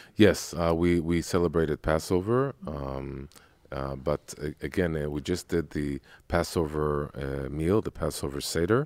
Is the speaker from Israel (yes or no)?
yes; Jerusalem, Jerusalem District, Israel; I was born and raised in Jerusalem.